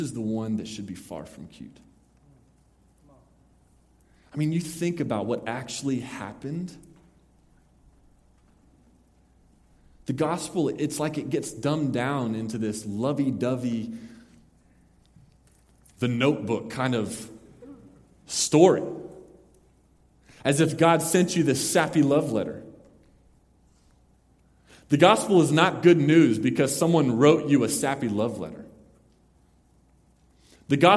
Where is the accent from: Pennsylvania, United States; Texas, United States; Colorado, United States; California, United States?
Texas, United States; Mesquite; we went to Mesquite, Texas, my hometown